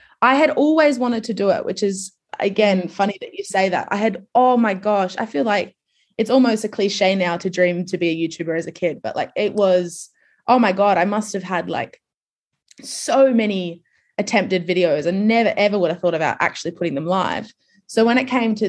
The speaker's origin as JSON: {"language": "English", "town": "Adelaide", "region": "South Australia", "country": "Australia", "tie": "born or raised there", "said": "I grew up in Adelaide, like, which is much, much smaller than Sydney."}